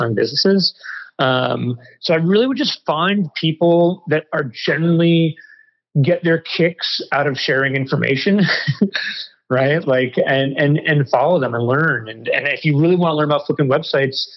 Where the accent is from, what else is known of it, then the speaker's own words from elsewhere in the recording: New York City, New York, United States; moved away; also born or lived in Malaysia; I grew up in New York City, a tall white guy